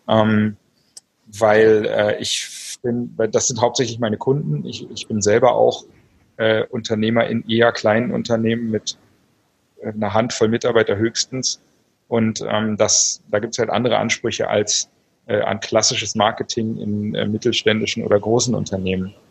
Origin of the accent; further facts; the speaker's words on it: Berlin, Germany; ich bin Berliner, lebe auch in Berlin meist, die meiste Zeit des Jahres